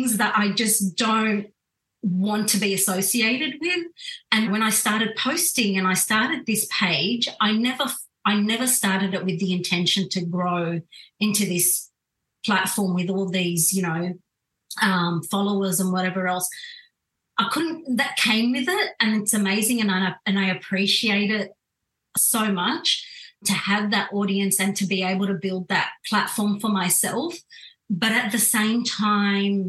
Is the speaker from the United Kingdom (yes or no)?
no; Australia; I was born in Australia, brought up